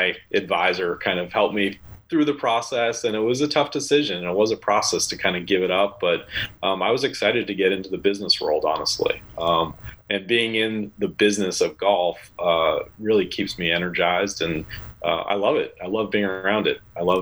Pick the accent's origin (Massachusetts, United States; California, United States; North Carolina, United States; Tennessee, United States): Massachusetts, United States; I grew up in Massachusetts